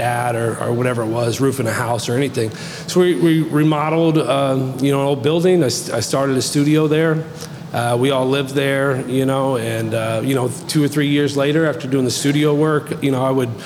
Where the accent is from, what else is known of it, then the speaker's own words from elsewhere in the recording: Du Quoin, Illinois, United States; also born or lived in Orlando, Florida; I'm born and raised in Ducoin, so local boy